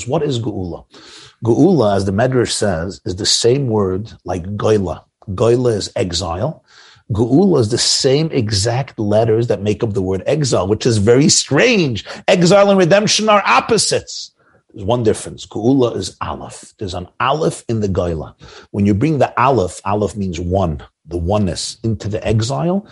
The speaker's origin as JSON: {"language": "English", "region": "New York", "country": "United States", "said": "We're New Yorkers. I'm a New Yorker."}